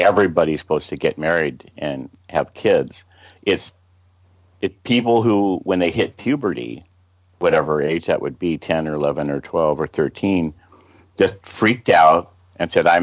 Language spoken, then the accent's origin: English; Los Angeles, California, United States; accent: American; Camille and I were both born right here at the beach, near the beach